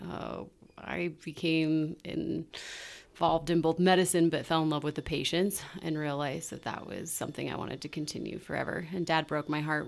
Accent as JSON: {"language": "English", "town": "Ogden", "region": "Utah", "country": "United States", "tie": "born or raised there", "said": "I'm born and raised in Ogden"}